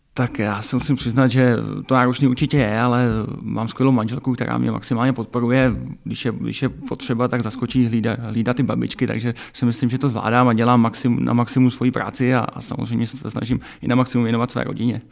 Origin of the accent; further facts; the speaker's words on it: Czechia; moved away as an adult; also born or lived in Chrudim / Hradec Králové; now in Pardubice, Czechia; trénovat děti ve svém rodném prosetíně